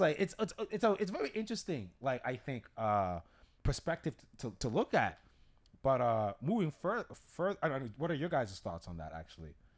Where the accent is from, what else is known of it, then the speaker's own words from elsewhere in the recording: Massachusetts, United States; we're from Massachusetts, we're from New England